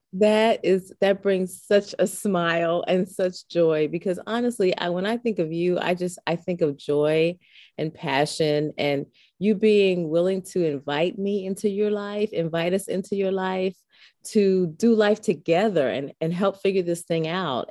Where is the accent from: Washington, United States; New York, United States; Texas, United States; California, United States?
New York, United States; New York City; I was born and raised in the Boogie Down Bronx. Uh, it's my home.